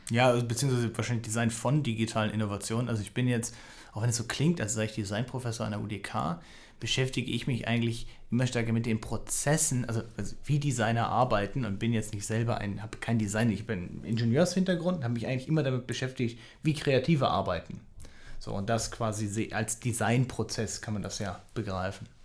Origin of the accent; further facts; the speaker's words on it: Berlin, Germany; born there; also born or lived in Amsterdam / Würzburg; ich bin also ich bin auch in Berlin geboren, ich bin einmal quasi um die Welt und zurück